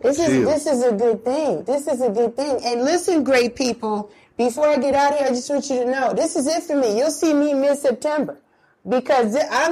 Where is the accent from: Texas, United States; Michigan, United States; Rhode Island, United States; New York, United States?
New York, United States; now in Atlanta, United States; I'm from New York and listen to WBLS growing up.